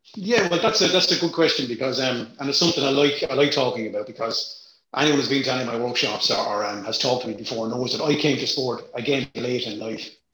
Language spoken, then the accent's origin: English; Ireland; I'm Irish.